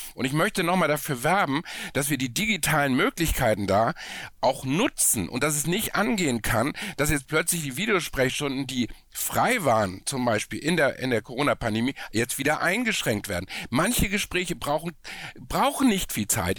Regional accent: Hamburg, Germany; ich komme aus Hamburg

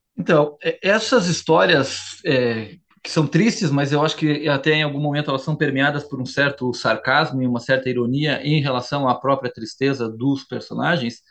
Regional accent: Curitiba, Paraná, Brazil; also born or lived in Santa Catarina; eu falo sempre do sul, que é, ó, ó, onde eu me criei, não é Santa Catarina, migrei pro su, pra, pra, pra Curitiba, pra, pro Paraná, muito criança

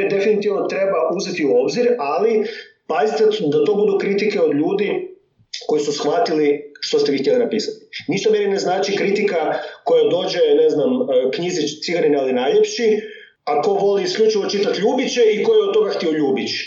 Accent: Međimurje County, Croatia; accent: Kajkavian; first language Kajkavian; also born or lived in Germany; onda smo se vratili u Međimurje

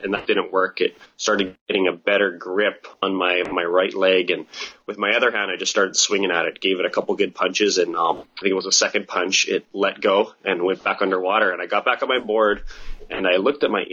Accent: Kauai, Hawaii, United States; also born or lived in New Zealand; I was born and raised here on Kauai

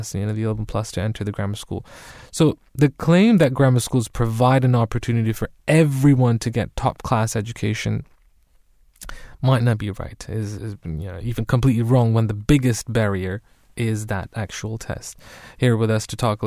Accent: Germany; now in United Kingdom; growing up in Germany

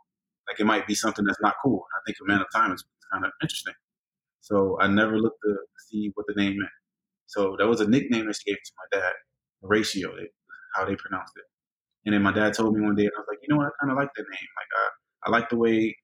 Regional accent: Hialeah, Florida, United States; growing up in Hialeah, predominantly Hispanic, we had our own little African-American

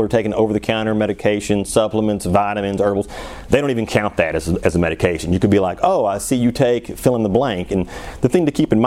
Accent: Missouri, United States; now in Arizona, United States; I grew up in Missouri

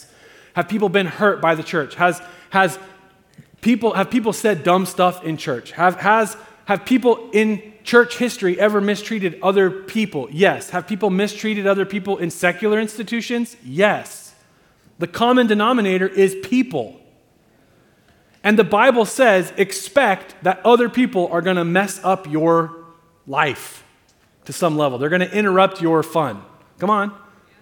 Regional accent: United States; as American Christians have embraced being the cultural majority, historically in our nation, we've been a cultural majority

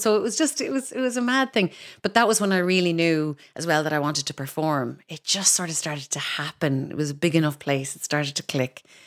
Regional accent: Kinsale, Munster, Ireland; moved away as an adult; also born or lived in Cork / London; now in Dublin, Ireland; I grew up outside Kinsale, so I was a Culchi even in Kinsale.

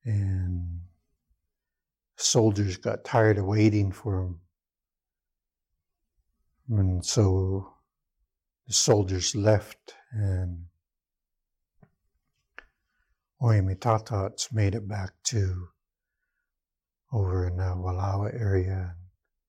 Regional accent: Lapwai, Idaho, United States; moved away as an adult; now in Peshastin, United States; I'm originally from Lapway. I grew up in Lapway, Idaho, and lived there most of my life

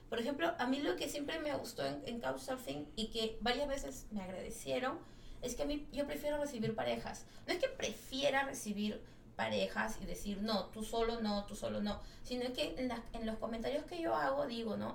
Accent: Peru; en, mi, país se come ceviche, en mi país se come seco de cabrito

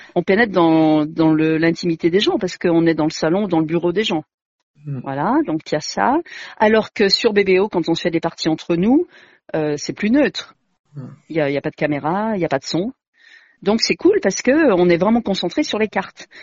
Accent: Grenoble, Auvergne-Rhône-Alpes, France; moi je suis grenobloise

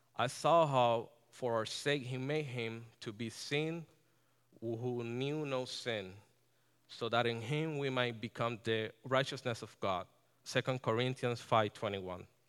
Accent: Ponce, Puerto Rico; moved away as an adult; now in Connecticut, United States; I was born and, born and raised in Ponce, Puerto Rico

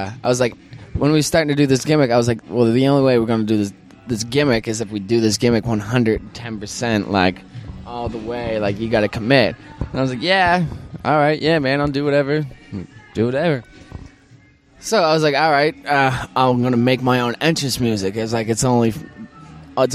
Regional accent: Windsor, Nova Scotia, Canada; born or raised there

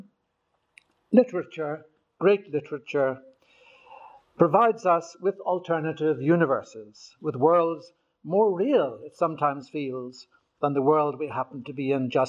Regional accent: Newcastle, Northern Ireland, United Kingdom; now in Rome, Italy; I was born in Newcastle, County Down

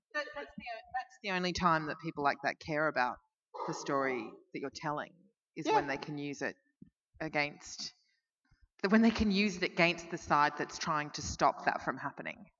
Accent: Melbourne, Victoria, Australia; I'm from Melbourne

